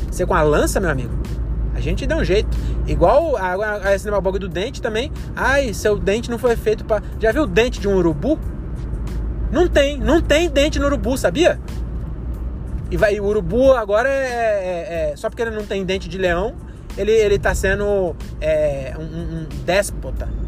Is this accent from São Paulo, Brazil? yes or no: yes; Caieiras, São Paulo, Brazil; now in Francisco Morato, Brazil; Em Caieiras ainda, que é minha terra. Quer dizer, eu moro em Morato, né? Morava em Morato, mas é do lado.